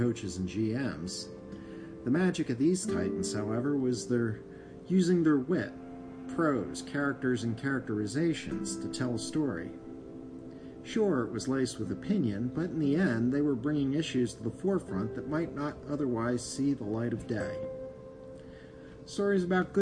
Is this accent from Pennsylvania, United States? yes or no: yes; Philadelphia, Pennsylvania, United States; I was from the Philadelphia area